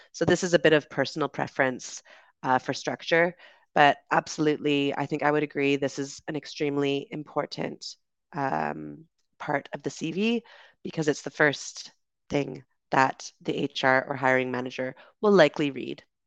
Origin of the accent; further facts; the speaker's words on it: Canada; moved away as an adult; also born or lived in United Kingdom; I grew up in Canada